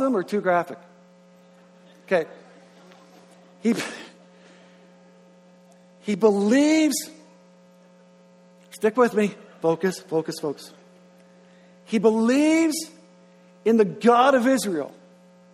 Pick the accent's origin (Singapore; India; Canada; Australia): Canada; Grand Manan, New Brunswick; now in Moncton, Canada; I'm originally from Graham and Ann